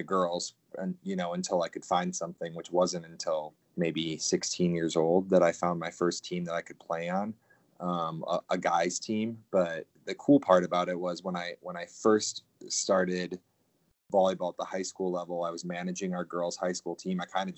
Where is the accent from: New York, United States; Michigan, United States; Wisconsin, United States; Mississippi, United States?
Wisconsin, United States; Portage; I grew up in a small town in Wisconsin, Portage. It's just north of Madison, Wisconsin.